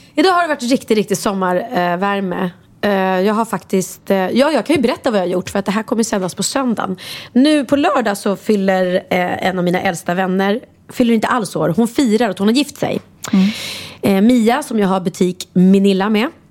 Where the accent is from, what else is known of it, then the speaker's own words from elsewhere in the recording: Värmdö, Stockholm County, Sweden; alltid firat midsommar ute på Värmdö där vi är uppvuxna